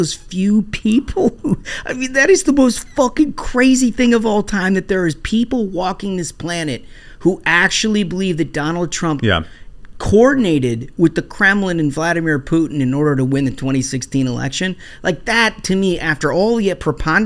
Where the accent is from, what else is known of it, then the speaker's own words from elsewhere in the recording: Minnesota, United States; as a Minnesotan, had a ton of pride